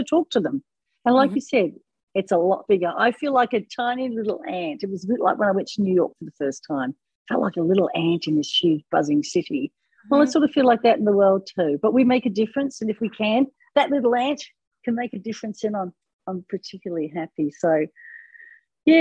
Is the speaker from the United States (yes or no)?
no; Australia; I'm from Australia